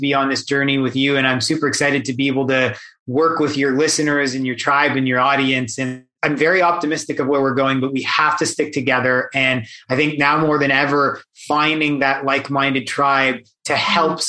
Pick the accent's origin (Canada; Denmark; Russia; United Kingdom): Canada; I'm born and raised in Canada